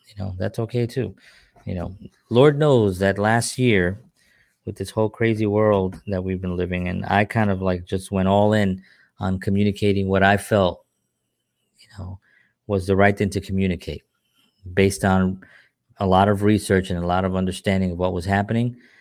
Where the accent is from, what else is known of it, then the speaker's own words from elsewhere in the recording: New York City, New York, United States; moved away as an adult; now in New Jersey, United States; I'm from New York City